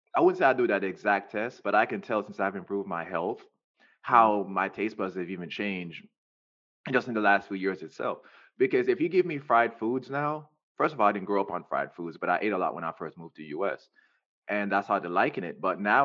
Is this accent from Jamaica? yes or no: yes; Jamaica; Especially I'm Jamaican. I love my people, but I'm going to say this, we're very close-minded people.